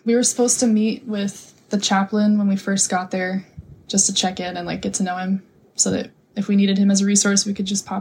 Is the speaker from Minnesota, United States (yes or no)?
no; Napa, California, United States; moved away as an adult; now in Hawaii, United States; I was raised in Napa